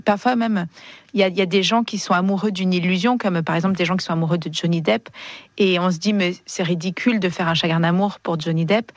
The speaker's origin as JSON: {"language": "French", "town": "Marseille", "region": "Provence-Alpes-Côte d'Azur", "country": "France", "said": "je suis marseillaise"}